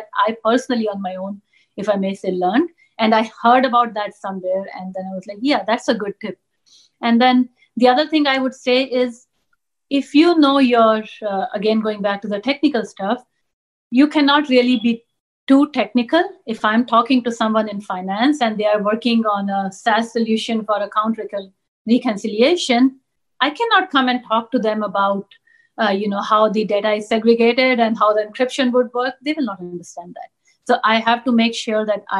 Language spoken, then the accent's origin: English; New Delhi, Delhi, India; first language Punjabi; English is a second language; moved away as an adult; grew up in New Delhi, grew up in India